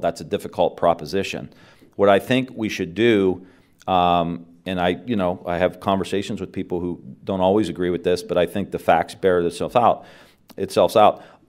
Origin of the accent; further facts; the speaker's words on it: Mahoning Valley, Ohio, United States; I'm from the Mahoning Valley. Like, it's corrupt. All, all my friends have left, and I'm, I'm gonna stay here